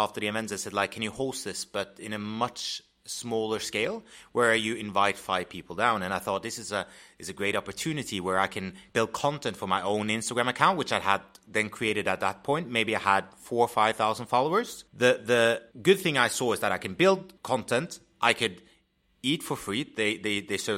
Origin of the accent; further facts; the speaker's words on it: Oslo, Norway; moved away as an adult; now in London, United Kingdom; My background, I'm from Oslo, Norway. Came to London 3 years ago